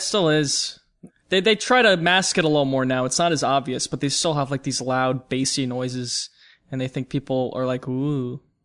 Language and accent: English; New York, United States; I'm from New York